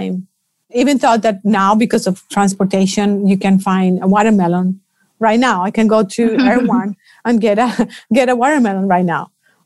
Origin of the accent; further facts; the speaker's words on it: Colombia; I'm from Colombia